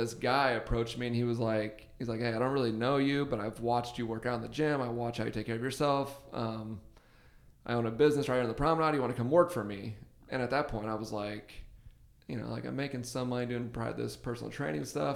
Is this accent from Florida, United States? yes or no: no; Arizona, United States; moved away as an adult; also born or lived in Auburn, Alabama; now in Los Angeles, United States; I'm from Arizona